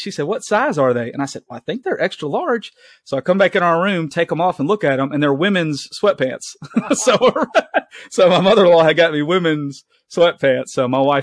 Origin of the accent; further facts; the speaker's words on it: the South, United States; being a Southerner